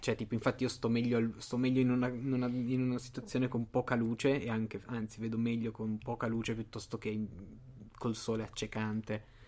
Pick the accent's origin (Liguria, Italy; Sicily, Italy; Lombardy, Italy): Liguria, Italy; sono ligure